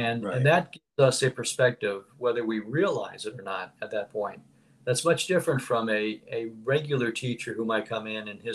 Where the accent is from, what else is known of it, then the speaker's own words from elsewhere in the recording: Philadelphia, Pennsylvania, United States; moved away as an adult; I'm originally from Philadelphia, the Philadelphia, Pennsylvania area.